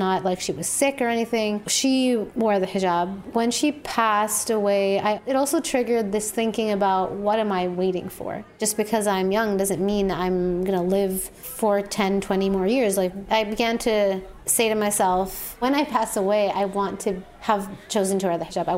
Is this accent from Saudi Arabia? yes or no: yes; Saudi Arabia; also born or lived in Jordan; I'm from Jordan. I'm 26 years old. I grew up in Saudi Arabia, very multicultural kind of international community.